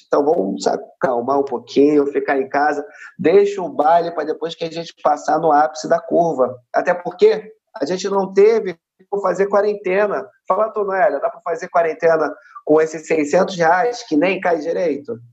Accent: Rio de Janeiro, Brazil; sou cria aqui da Maré, uma favela aqui do Rio de Janeiro

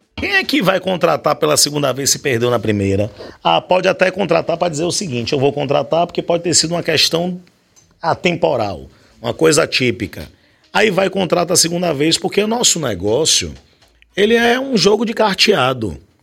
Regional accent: Bahia, Brazil

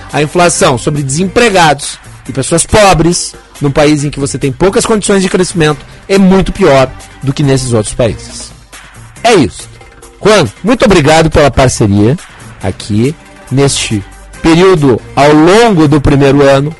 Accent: Brazil; nosso país

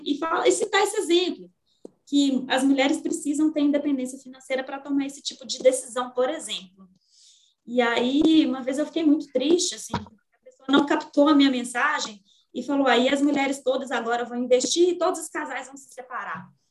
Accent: Minas Gerais, Brazil; Como uma boa mineira

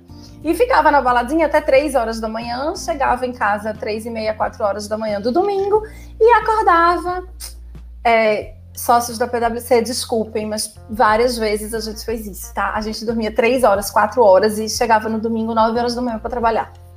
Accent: Recife, Pernambuco, Brazil; also born or lived in Fortaleza; Saí de Recife, saí da casa dos meus pais e fui morar sozinha em Fortaleza.

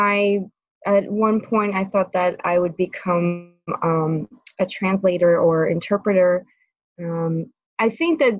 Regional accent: France; moved away as an adult; also born or lived in California; now in San Francisco, United States; I was born and raised in France

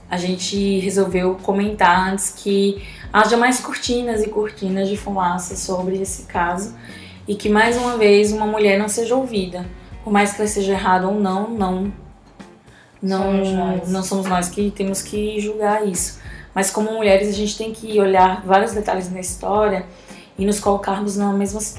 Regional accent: Rio de Janeiro, Brazil; born there; eu nasci no Rio de Janeiro, dia 7 de dezembro de 1964.

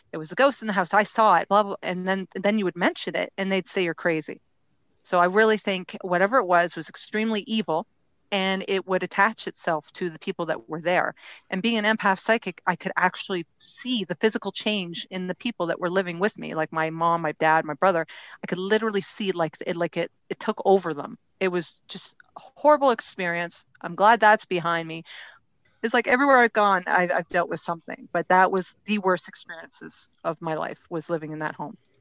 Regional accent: Ontario, Canada; I was born and raised in Ontario, Canada.

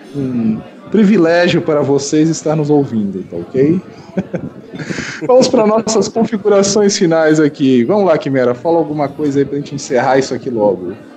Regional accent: São Paulo, Brazil; eu sou de São Paulo

